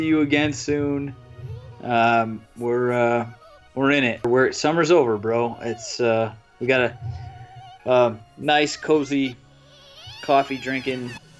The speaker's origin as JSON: {"language": "English", "town": "Buffalo", "region": "New York", "country": "United States", "tie": "born or raised there", "moved": "yes", "said": "I saw enough growing up in Buffalo, and I see enough being back there to not be surprised by that city."}